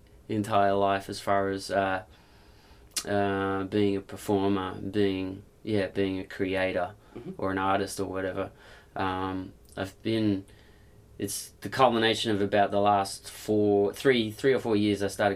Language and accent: English; Perth, Western Australia, Australia; No, I'm from Perth.